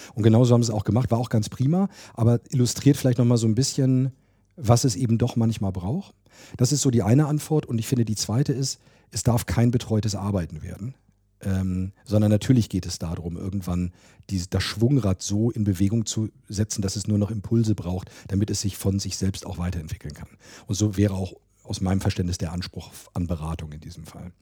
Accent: Hanover, Lower Saxony, Germany; moved away; Ich komme auch aus Hannover, ich bin hier geboren

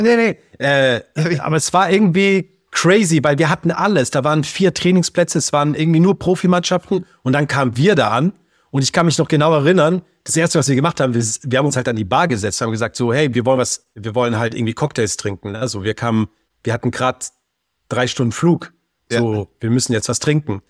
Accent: Baden-Württemberg, Germany; also born or lived in Berlin; bei uns halt jetzt Baden-Württemberg

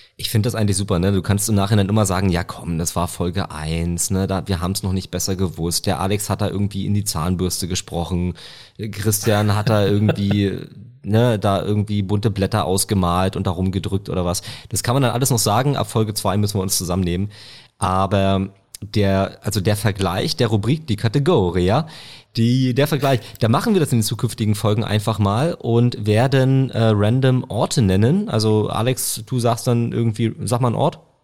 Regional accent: Potsdam, Brandenburg, Germany; das kann ich sicher sagen als Potsdamer

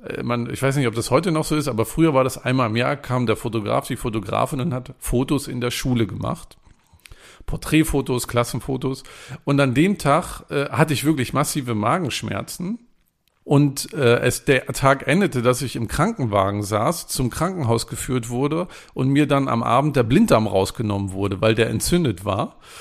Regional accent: East Germany, Germany; ich bin ja in der DDR groß geworden

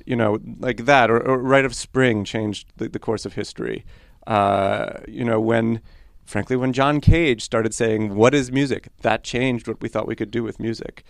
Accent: New York City, New York, United States; first language Polish; Hebrew; English is a second language; now in Ann Arbor, United States; So my sister and I grew up in New York City and actually English was not our first language

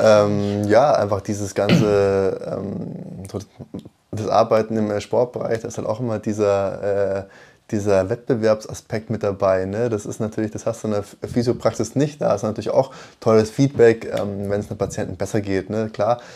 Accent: Munich, Bavaria, Germany; gebürtig aus München

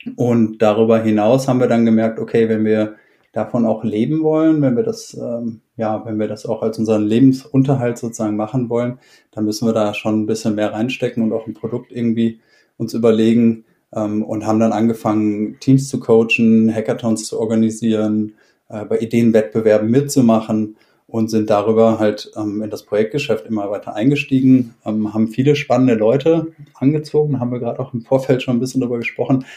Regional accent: Essen, North Rhine-Westphalia, Germany; moved away; Ich bin ursprünglich aus Essen im Ruhrpott

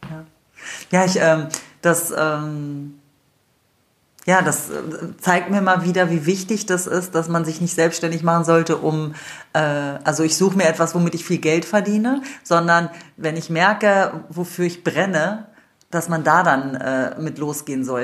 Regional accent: Wolfsburg, Lower Saxony, Germany; Also ich bin ja in Wolfsburg groß geworden, von daher äh, bin ich ja auch mit vielen Italienern äh, groß geworden

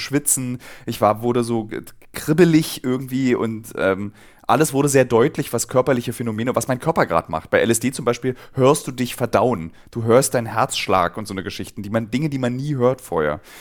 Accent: Berlin, Germany; als Berliner

